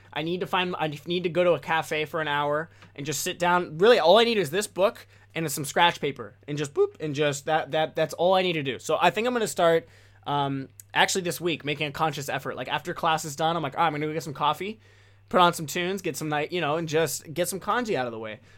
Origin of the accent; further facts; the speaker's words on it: United States; first language English; as an American, as a Westerner